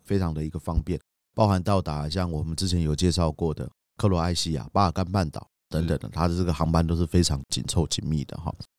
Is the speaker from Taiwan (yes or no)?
yes; Taiwan; 我们台湾人